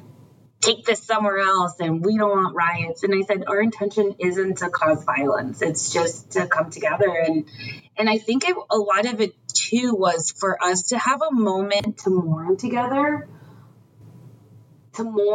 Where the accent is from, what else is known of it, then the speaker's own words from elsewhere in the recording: United States; I'm American, you know, I was born in America